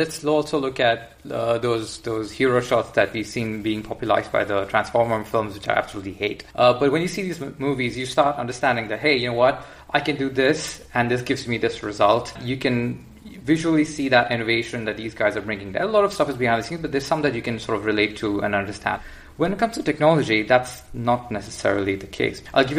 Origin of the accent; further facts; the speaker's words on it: India; I mean, we come from the Indian education system. It's a different approach.